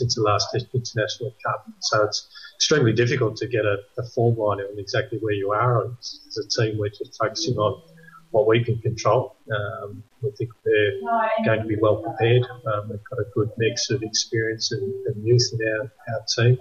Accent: Melbourne, Victoria, Australia; moved away as an adult; also born or lived in South Island, New Zealand; now in New Zealand; I was born and bred in Melbourne.

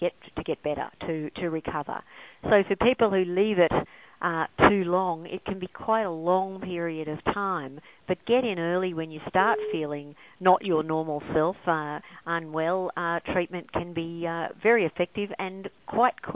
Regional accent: Brisbane, Queensland, Australia; I grew up in Brisbane

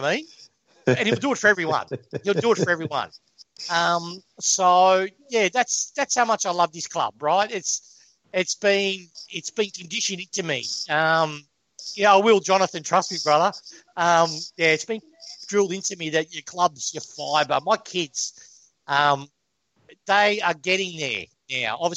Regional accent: Melbourne, Victoria, Australia; also born or lived in Spain; I'm Spanish by birth, right? I was born in Spain. My parents came over, and we were based when I was 2 years of age, and we were based in Simmons Street, South Yarra

